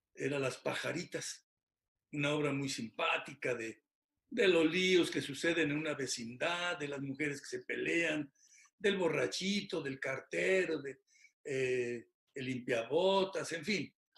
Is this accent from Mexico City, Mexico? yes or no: no; Hidalgo, Mexico; moved away as an adult; also born or lived in Tula / Pachuca; now in Querétaro, Mexico; yo soy originario del estado de Hidalgo, tengo en Querétaro ya muchos años, ya soy queretano, tenemos más de 40 años en esta hermosa ciudad